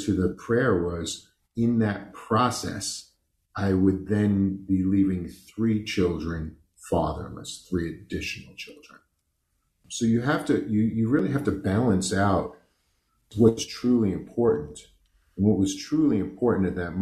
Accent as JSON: {"language": "English", "town": "New York City", "region": "New York", "country": "United States", "tie": "born or raised there", "said": "I grew up on the East Coast in New York. I was born in Brooklyn to the type of Italian people that you see in movies"}